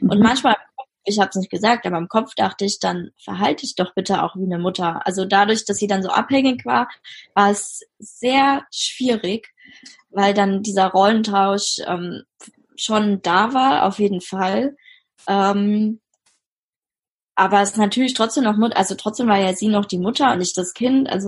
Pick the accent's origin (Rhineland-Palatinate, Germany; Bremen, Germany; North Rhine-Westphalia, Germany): Rhineland-Palatinate, Germany; Mainz; also ich komme ja aus Mainz, wir haben da in Mainz gewohnt und in Mainz hatte ich halt Freundinnen oder bin immer noch mit denen befreundet.